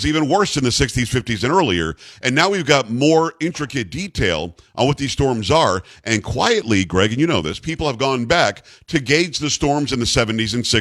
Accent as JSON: {"language": "English", "region": "South Florida", "country": "United States", "tie": "born or raised there", "said": "I grew up in South Florida, and we were in Hurricane Alley"}